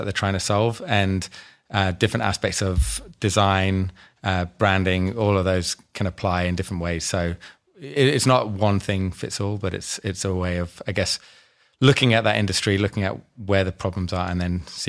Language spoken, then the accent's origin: English; Scotland, United Kingdom; now in Australia; Came from the UK, from Scotland, and not that I sound Scottish, but I'm from Scotland, and moved over to Australia about 2001